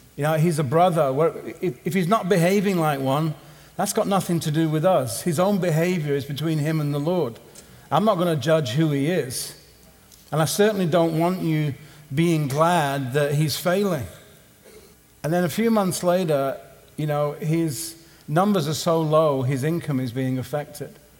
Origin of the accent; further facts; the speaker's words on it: Southampton, South East England, United Kingdom; my hometown in Southampton